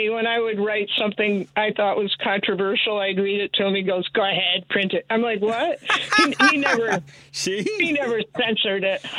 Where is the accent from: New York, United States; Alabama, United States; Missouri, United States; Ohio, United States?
New York, United States; I was born in New York